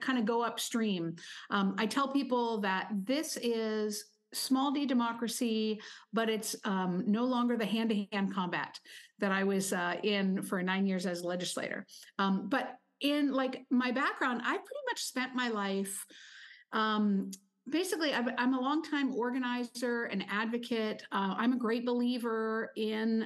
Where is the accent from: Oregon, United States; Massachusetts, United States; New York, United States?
Oregon, United States; I'm from Oregon, where we have been voting at home for over 20 years